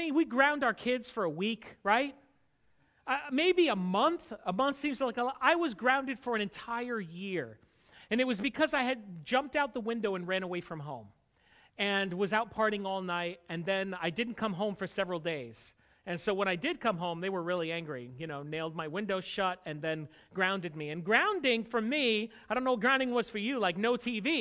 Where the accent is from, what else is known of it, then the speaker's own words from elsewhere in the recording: Connecticut, United States; I grew up in Connecticut, but I didn't grow up a churchgoer